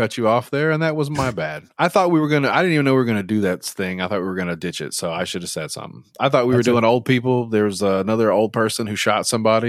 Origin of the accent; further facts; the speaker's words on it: Arkansas, United States; here in my home state of Arkansas